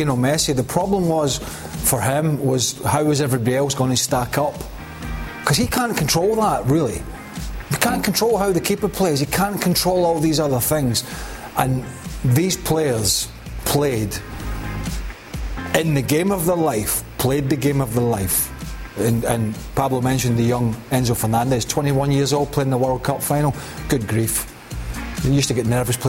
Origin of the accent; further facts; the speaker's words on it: Scotland, United Kingdom; we're Scottish